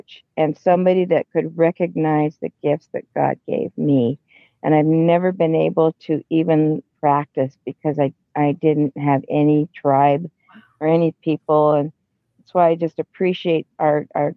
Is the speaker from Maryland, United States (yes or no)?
no; Washington, United States; I'm from Washington State.